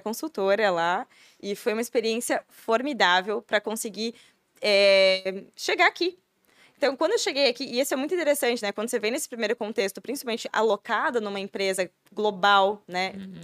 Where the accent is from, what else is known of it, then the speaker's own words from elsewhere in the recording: Curitiba, Paraná, Brazil; moved away as an adult; now in Blumenau, Brazil; Eu sou de Curitiba.